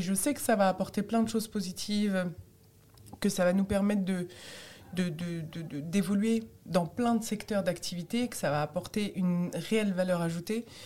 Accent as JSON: {"language": "French", "country": "France", "also_born_or_lived": "Tunisia (origin/ancestry)", "said": "je suis française"}